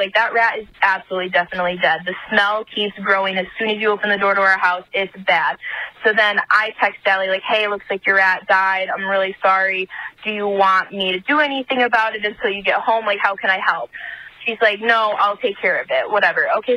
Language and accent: English; Michigan, United States; I'm from Michigan.